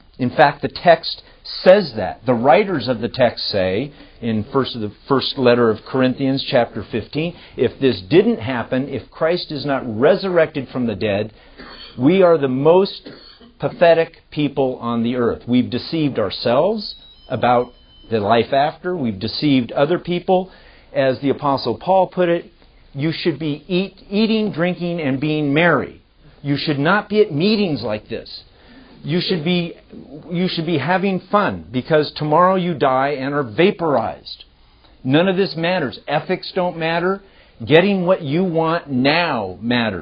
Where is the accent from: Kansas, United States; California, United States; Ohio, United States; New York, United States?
California, United States; I'm from California